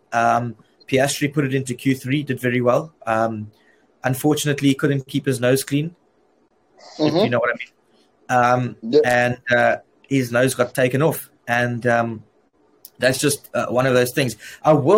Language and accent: English; South Africa; I'm from South Africa